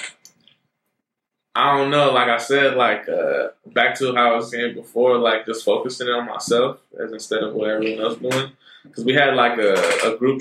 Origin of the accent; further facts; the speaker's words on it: Rohnert Park, California, United States; I'm from Northern Park, California. That's up north, like 707.